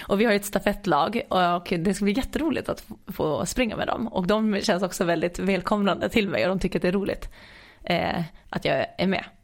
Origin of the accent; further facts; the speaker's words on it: Åland Islands; hemma på Åland